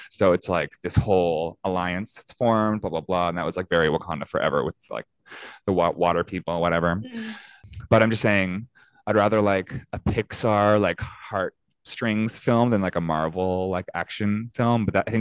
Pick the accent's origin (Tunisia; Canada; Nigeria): Canada; Fredericton, New Brunswick; growing up in Fredericton, New Brunswick